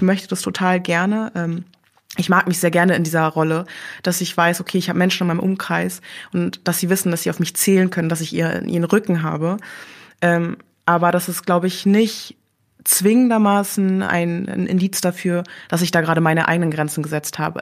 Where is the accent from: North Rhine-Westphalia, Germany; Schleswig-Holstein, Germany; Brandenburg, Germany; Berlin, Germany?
Berlin, Germany; also born or lived in Korea; ich bin im Wedding groß geworden